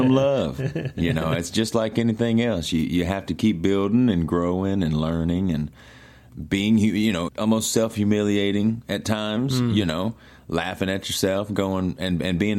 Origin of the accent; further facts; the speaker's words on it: Mississippi, United States; where I grew up in Mississippi.